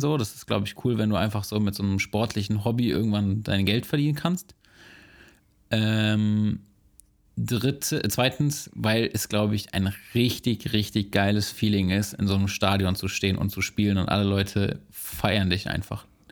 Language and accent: German; Braunschweig, Lower Saxony, Germany; meiner Geburtsstadt Braunschweig